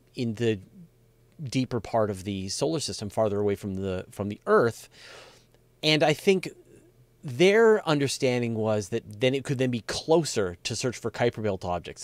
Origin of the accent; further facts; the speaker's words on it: Hornby Island, Gulf Islands, British Columbia, Canada; I grew up on the on the Gulf, uh, on the coast, on the Gulf Islands